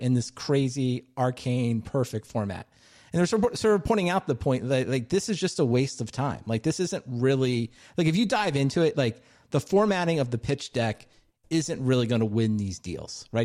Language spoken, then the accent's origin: English; Maryland, United States; my home state, Silver Spring, Maryland